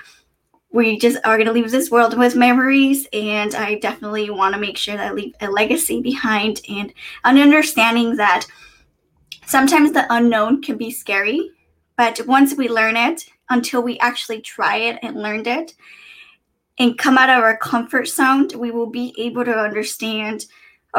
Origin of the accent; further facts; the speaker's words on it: San Diego, California, United States; also born or lived in East Coast; I'm from San Diego, California. I was born and raised